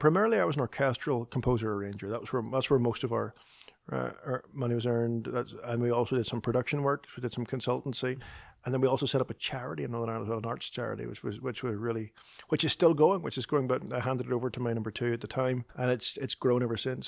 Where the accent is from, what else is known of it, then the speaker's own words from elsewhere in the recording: Northern Ireland, United Kingdom; moved away as an adult; now in Nashville, United States; Chris and I both grew up in the north of Ireland